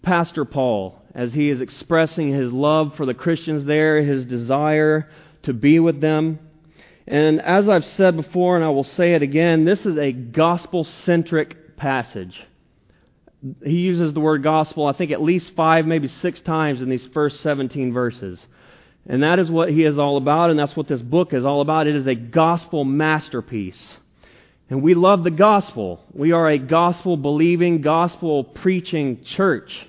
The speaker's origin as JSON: {"language": "English", "area": "the South", "region": "Southern United States", "country": "United States", "said": "I'm a Southerner. I'm a Southern preacher."}